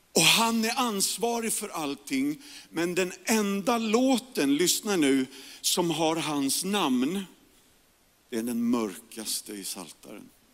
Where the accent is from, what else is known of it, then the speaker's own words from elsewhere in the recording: Järfälla, Stockholm County, Sweden; also born or lived in Karolinska (Solna); jag växte upp i Järfälla, Jakobsberg